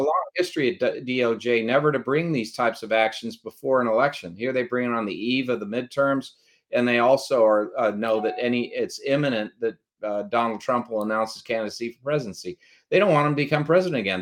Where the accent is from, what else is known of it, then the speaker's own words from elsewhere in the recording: United States; we're Americans